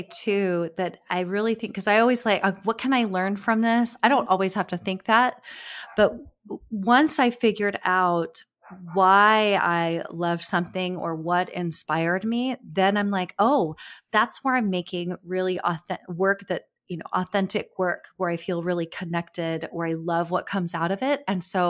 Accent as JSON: {"language": "English", "region": "California", "country": "United States", "tie": "born or raised there", "said": "Because I grew up in California, so I was close to always to the beach."}